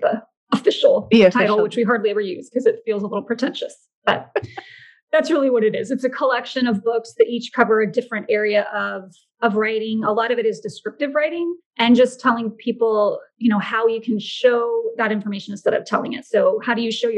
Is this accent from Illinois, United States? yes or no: no; Orlando, Florida, United States; moved away as an adult; also born or lived in Georgia / New York; Yeah, I'm actually in Florida. I was born and raised here. I was born in Orlando